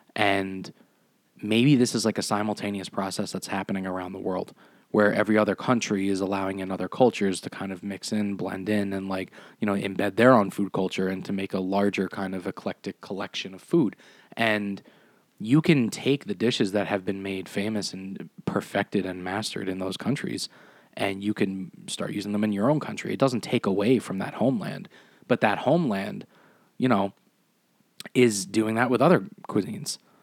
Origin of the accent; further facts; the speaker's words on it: United States; I tell them I'm one hundred percent Italian, but, you know, at the end of the day, like, am I Italian? Like, no, I'm American